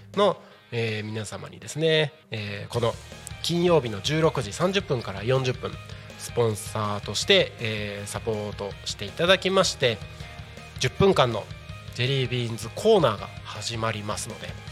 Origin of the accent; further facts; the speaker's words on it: Takko, Aomori, Japan; 僕の地元でもある青森県田子町